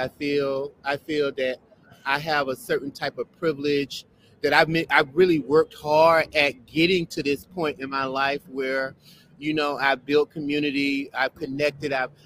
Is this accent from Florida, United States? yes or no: yes; Belle Glade, Florida, United States; now in Brooklyn, United States; I grew up in South Florida. I grew up in a little small town enclosed by sugarcane called Belleglade